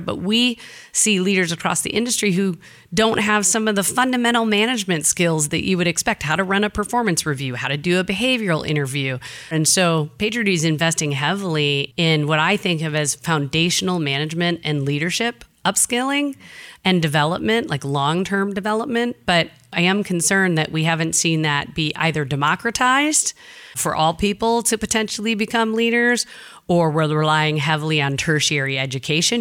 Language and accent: English; Jackson, Michigan, United States; moved away; I'm from the Midwest